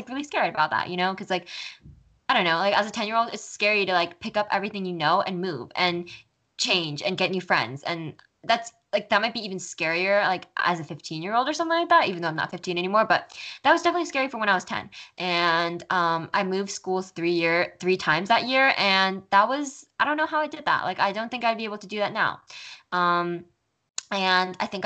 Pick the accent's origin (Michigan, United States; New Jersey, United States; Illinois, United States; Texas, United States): New Jersey, United States; Flemington; moved away; I was born on May 25th in 2004 in Flemington, New Jersey, in a really small town in Flemington, New Jersey, in Flemington. Sorry, in a really small town in New Jersey called Flemington. And I lived there until I was 10